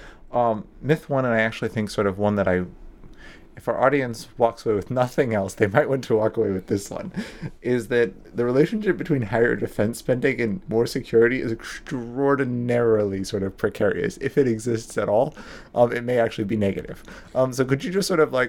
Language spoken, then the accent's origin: English; United States; I'm American